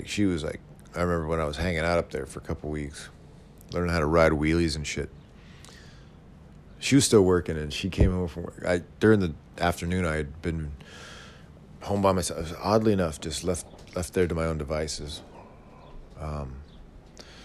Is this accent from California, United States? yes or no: yes; Yuba City, California, United States; moved away; That's where we're all from Yuba City.